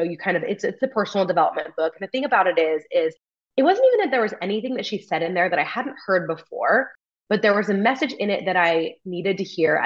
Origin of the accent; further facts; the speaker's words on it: California, United States; moved away as an adult; a job opens up back in my hometown and I try to get recruited by a family friend to come work for our farm bureau in my home county